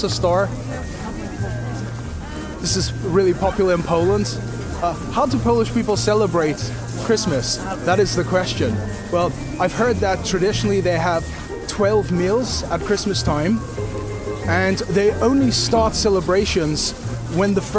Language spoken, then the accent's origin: English; Johannesburg, Gauteng, South Africa; also born or lived in Cape Town; I'm from Johannesburg